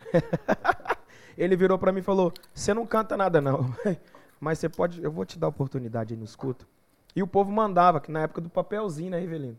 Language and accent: Portuguese; São Miguel do Araguaia, Goiás, Brazil; moved away; also born or lived in Paraíso do Tocantins; nós somos da mesma região, né? Eu sou de São Miguel do Araguaia.